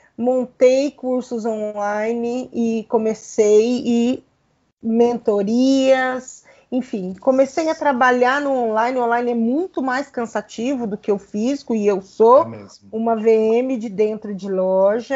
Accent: Paraná, Brazil; Eu sou paranaense

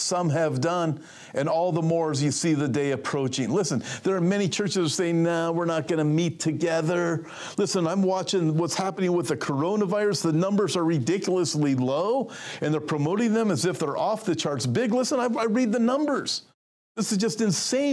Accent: California, United States; I'm from California. I'm a pastor at a church in California.

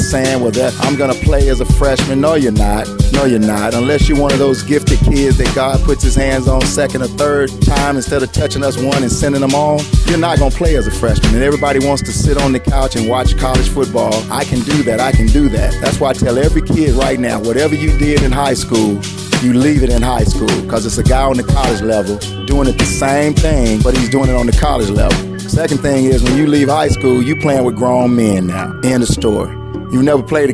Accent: Tuscaloosa, Alabama, United States; moved away; also born or lived in Chicago; I'm from Tuscaloosa, Alabama. Played in Northside High School

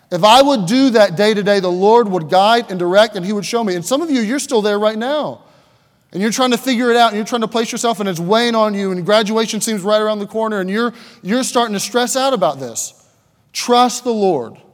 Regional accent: Pennsylvania, United States; Just kind of, okay, I'm kind of from Pennsylvania.

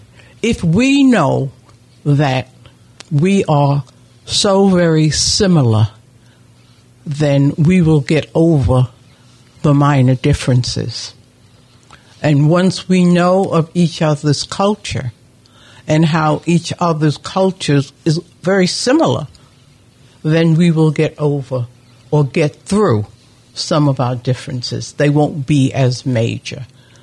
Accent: New York City, New York, United States; I grew up in in the Harlem area, in the Mount Morris Park area.

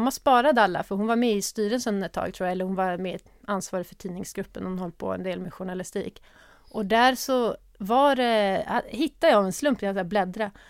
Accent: Örebro, Örebro County, Sweden; moved away as an adult; also born or lived in Uppsala / Gothenburg; Där jag bodde med min mamma fram till jag var fem Vi flyttade runt ganska mycket och vi flyttade sen till Örebro. Där jag växte upp tills jag flyttade hemifrån.

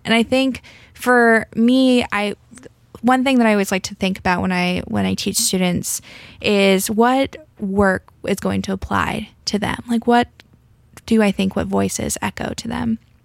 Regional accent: Alabama, United States; I grew up in Alabama

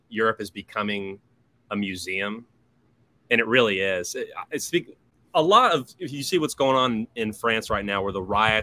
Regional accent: United States; also born or lived in New York City; I'm an American who grew up with central air

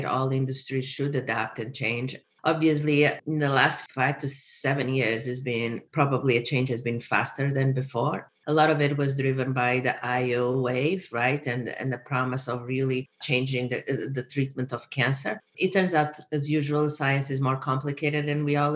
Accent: Portugal; moved away as an adult; also born or lived in Miami, United States / San Diego, United States; now in United States; I'm originally from Portugal. That's where I got my bachelor's degree

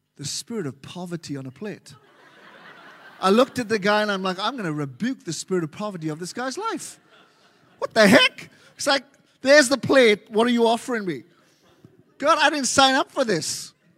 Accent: Wales, United Kingdom; moved away as an adult; now in Melbourne, Australia; I'm from Wales. Wales originally been here for nearly thirteen years now. uh, in Melbourne.

